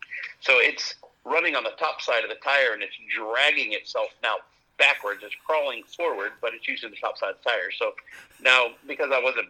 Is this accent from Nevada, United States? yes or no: no; California, United States; I grew up in and around the Hammers. I love Johnson Valley.